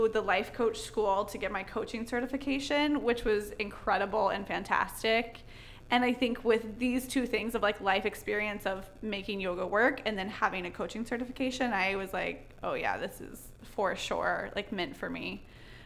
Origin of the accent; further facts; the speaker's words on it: North Carolina, United States; now in Charleston, United States; I grew up in North Carolina